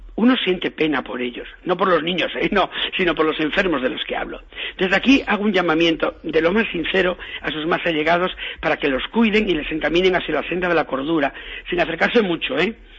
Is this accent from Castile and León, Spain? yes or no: no; Galicia, Spain; en mi tierra, yo que soy gallego